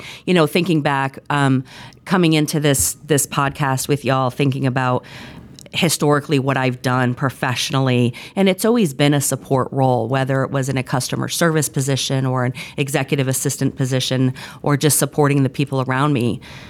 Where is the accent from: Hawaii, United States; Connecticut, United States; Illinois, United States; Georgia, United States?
Connecticut, United States; I have lots of family, born and raised in Connecticut, youngest of four.